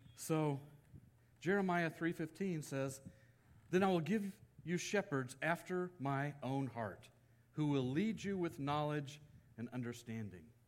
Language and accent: English; Texas, United States; moved away as an adult; also born or lived in Kentucky; now in California, United States; I grew up in Texas